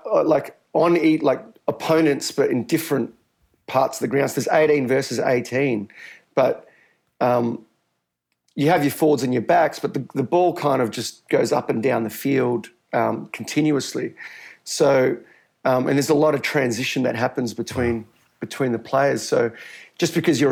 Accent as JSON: {"language": "English", "country": "Australia", "tie": "born or raised there", "also_born_or_lived": "Rio de Janeiro, Brazil / Melbourne, Australia", "accent": "thick Australian", "said": "I grew up in Australia, guys. So I moved to Australia when I was 4 years old, which is why I have such a thick Australian"}